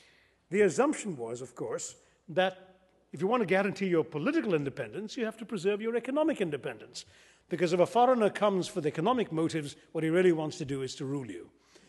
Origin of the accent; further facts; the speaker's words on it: India; now in United States; As an Indian who's lived for some years in America